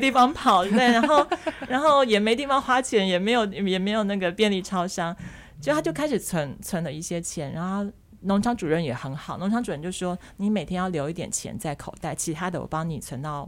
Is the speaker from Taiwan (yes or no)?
yes; Taiwan; 因为我自己是从小在眷村长大的